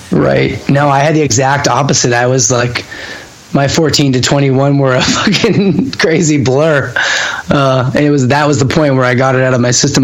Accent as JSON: {"language": "English", "town": "Hamilton", "region": "Ontario", "country": "Canada", "tie": "born or raised there", "said": "growing up in Hamilton"}